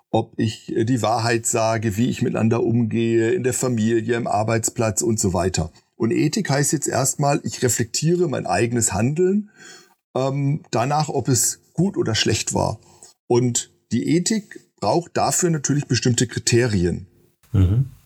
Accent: Marburg, Hesse, Germany; ich komme hier aus Marburg, große Abendmahlstreit, 16. Jahrhundert und so weiter.

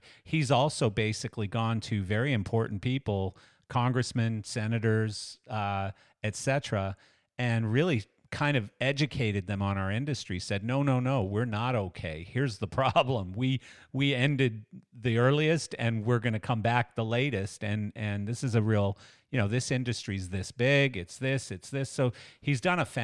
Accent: Western Canada, Canada; when I was a young kid growing up in Western

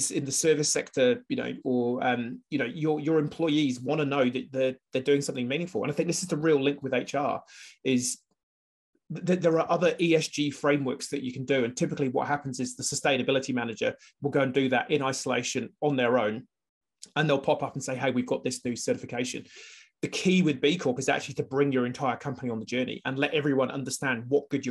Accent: United Kingdom; now in New Zealand; I'm British

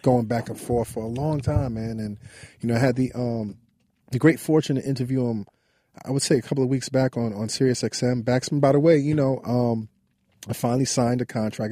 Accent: New York City, New York, United States; we grew up on Lincoln Place between Albany and Troy Avenue

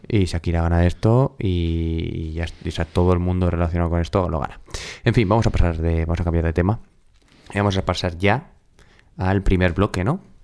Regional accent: Pamplona, Navarre, Spain; los que somos de Pamplona

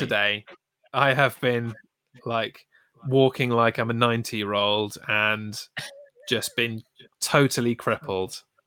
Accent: United Kingdom; we're British

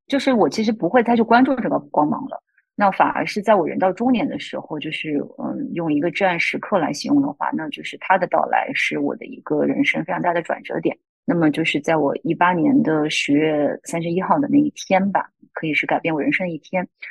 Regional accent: Zibo, Shandong, China; moved away as an adult; also born or lived in Wuhan / Beijing; now in Sydney, Australia; 我出生在山东淄博这个城市的一个小镇上

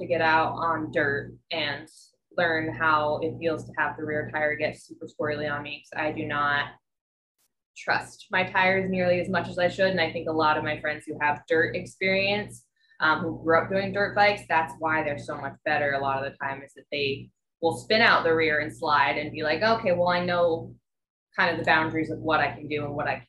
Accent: Hawaii, United States; moved away as an adult; also born or lived in Oahu, Hawaii / Maui, Hawaii; now in Kalamazoo, United States; I'm from Hawaii. Yeah, I lived on Oahu for 4 years

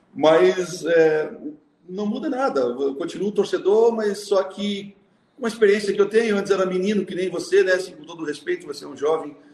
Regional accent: Bom Retiro, Santa Catarina, Brazil; also born or lived in São Paulo; now in Florianópolis, Brazil; nascido em Bom Retiro, aqui no, na Serra Catarinense, né? tenho muito orgulho da região que eu nasci. É, vim para Florianópolis em 1974

